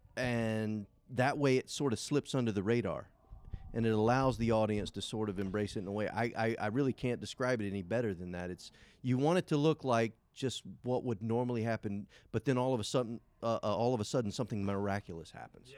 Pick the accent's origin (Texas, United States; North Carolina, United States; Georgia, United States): Georgia, United States; Savannah; also born or lived in Effingham County, Georgia; I'm from Savannah, Georgia. I live right outside of Savannah, Georgia, in a little town called Effingham